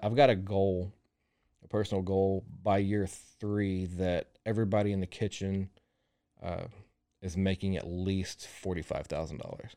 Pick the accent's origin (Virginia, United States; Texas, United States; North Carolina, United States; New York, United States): Texas, United States; Groesbeck; moved away as an adult; now in Waco, United States; I grew up in Groesbeck, which is forty miles east of Waco.